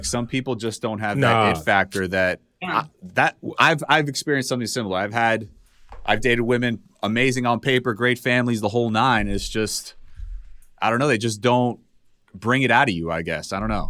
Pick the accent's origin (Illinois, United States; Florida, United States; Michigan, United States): Florida, United States; Miami; moved away; The 305. That's my hometown.